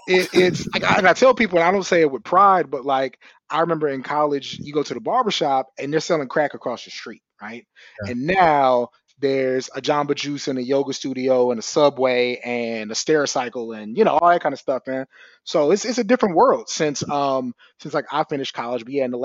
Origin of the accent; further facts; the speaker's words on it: San Antonio, Texas, United States; also born or lived in Maryland / Wyoming; now in Austin, United States; We moved to Wyoming for a couple of years when I was like 8, and that was horrible. And then moved to Texas when I was 11. So I grew up in San Antonio, ended up going to UT and just stayed in Austin. So I've been here since 2003.